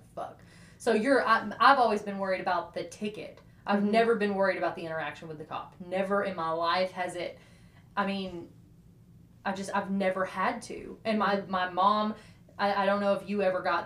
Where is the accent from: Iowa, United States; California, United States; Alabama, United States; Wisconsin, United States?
Alabama, United States; Decatur; I'm from Decatur